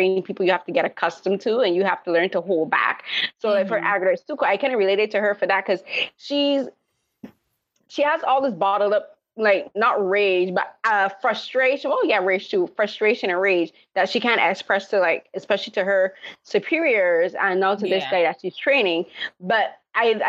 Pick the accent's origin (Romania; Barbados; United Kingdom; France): Barbados; moved away; I was raised in the Caribbean from Barbados